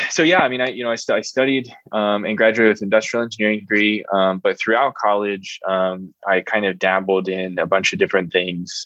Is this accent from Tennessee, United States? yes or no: no; Reading, Pennsylvania, United States; moved away as an adult; now in Fort Collins, United States; I grew up in Reading, Pennsylvania, about an hour west of Philadelphia